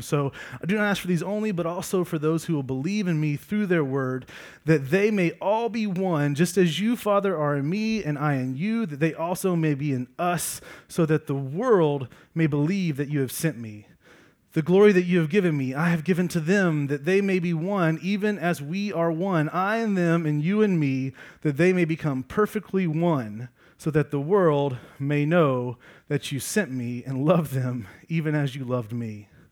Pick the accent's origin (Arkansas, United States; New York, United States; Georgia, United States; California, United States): Georgia, United States; I grew up in Georgia